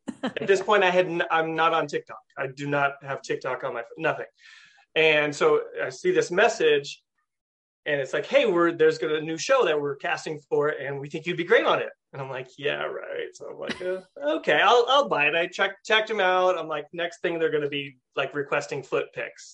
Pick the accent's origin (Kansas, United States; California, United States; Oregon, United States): California, United States; moved away as an adult; now in upstate New York, United States; I'm from California